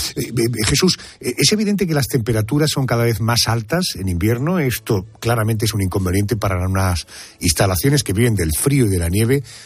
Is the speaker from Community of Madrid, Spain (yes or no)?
no; Córdoba, Andalusia, Spain; Como andaluz y como cordobés